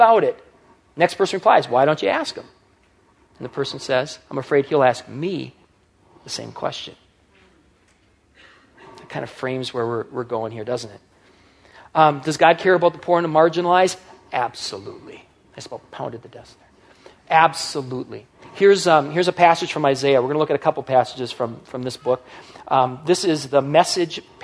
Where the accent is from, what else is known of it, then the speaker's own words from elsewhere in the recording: United States; as an American teenager, as I was growing up